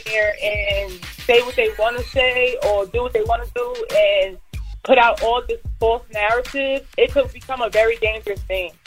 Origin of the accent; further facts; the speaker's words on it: New York, United States; moved away; also born or lived in North Carolina; I'm from New York, but I graduated in North Carolina